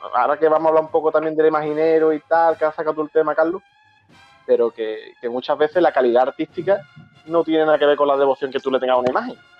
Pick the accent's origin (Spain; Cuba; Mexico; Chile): Spain; San Fernando, Andalusia; soy Cañaí, ya soy de San Fernando